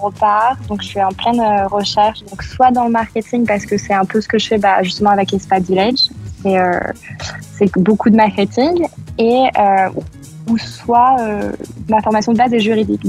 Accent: France; moved away as an adult; also born or lived in Manchester, England; now in Canada; quand on est français, on regroupe entre français

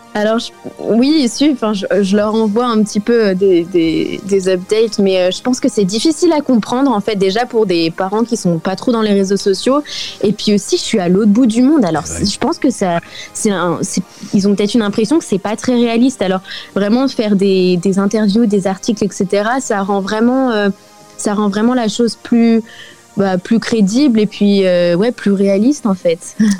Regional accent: France; moved away as an adult; now in South Africa; en tant que française

